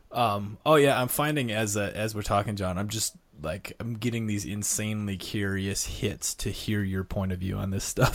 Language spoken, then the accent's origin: English; North Dakota, United States; moved away; I grew up in North Dakota in a small town